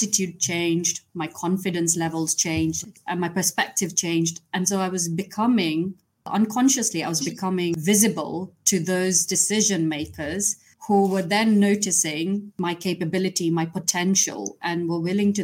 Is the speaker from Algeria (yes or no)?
no; Kenya; moved away; I was born and brought up in Kenya